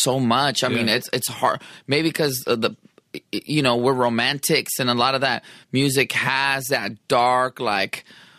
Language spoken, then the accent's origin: English; San Diego, California, United States; I'm from Sherman Grand Hills Park in San Diego, California, 27th Street